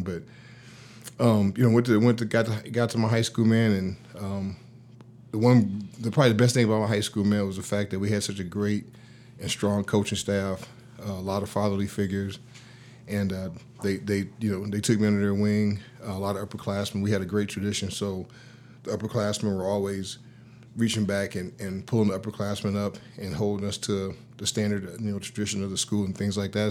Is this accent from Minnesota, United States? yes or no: no; Los Angeles, California, United States; I grew up in South Central L A, uh, pretty much most of my life. I was a Navy brat, and, uh, so mom and pops moved around early on